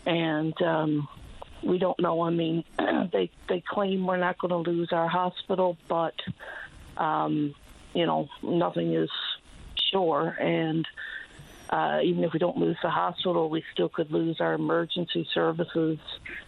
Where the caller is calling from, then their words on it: New-Wes-Valley, Newfoundland and Labrador, Canada; I'm calling from New West Valley.